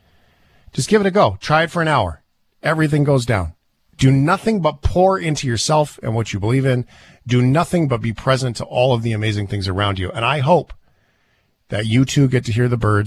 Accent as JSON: {"language": "English", "town": "Port Alberni", "region": "British Columbia", "country": "Canada", "tie": "born or raised there", "said": "I grew up in Port Alberni"}